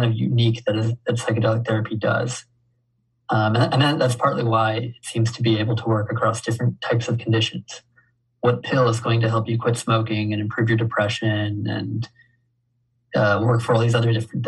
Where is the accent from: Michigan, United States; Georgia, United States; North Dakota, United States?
Georgia, United States; Waycross; I grew up in Waycross